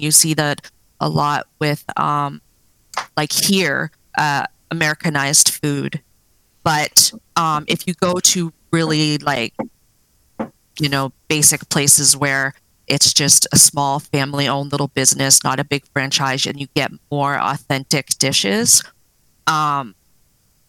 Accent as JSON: {"language": "English", "region": "Nova Scotia", "country": "Canada", "tie": "born or raised there", "moved": "as an adult", "lives_now": "British Columbia, Canada", "said": "I grew up in Nova Scotia on the East Coast, and then I just sort of branched out here about 17 years ago"}